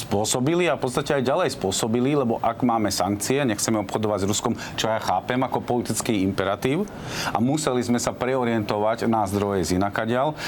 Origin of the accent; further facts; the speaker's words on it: Slovakia; pochádzam zo Slovenska, ktoré profituje z eurofondov